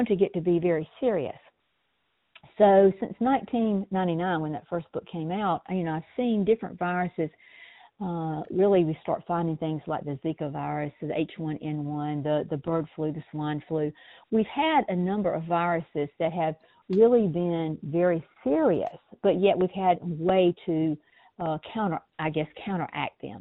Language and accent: English; South Georgia, United States; being born and raised in South Georgia